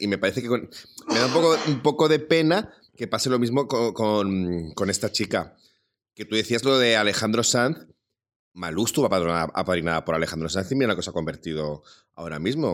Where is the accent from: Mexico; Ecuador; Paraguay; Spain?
Spain; Salamanca, Castile and León; como salmantino